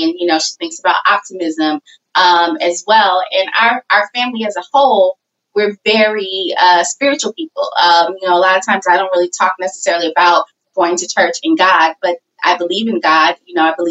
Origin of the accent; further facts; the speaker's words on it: St. Louis, Missouri, United States; I grew up in St. Louis, Missouri.